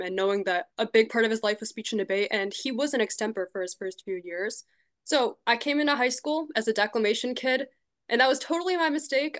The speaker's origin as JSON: {"language": "English", "town": "Shrewsbury", "region": "Massachusetts", "country": "United States", "said": "I'm from Shrewsbury in Massachusetts"}